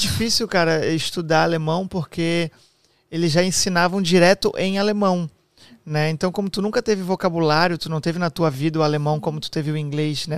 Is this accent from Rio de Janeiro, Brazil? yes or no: no; near Blumenau, Santa Catarina, Brazil; como eu sou do Sul, né, ali do lado de Blumenau também, é, a gente cresceu com muito amigo